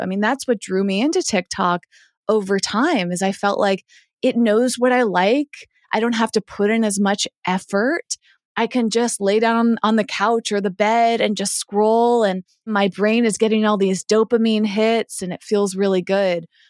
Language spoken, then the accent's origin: English; Massachusetts, United States; moved away; I grew up in Massachusetts